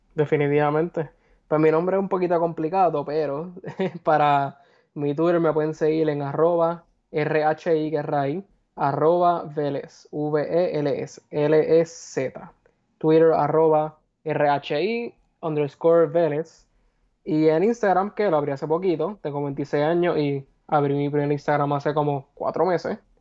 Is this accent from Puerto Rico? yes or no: yes; Puerto Rico; moved away; regresar a mi país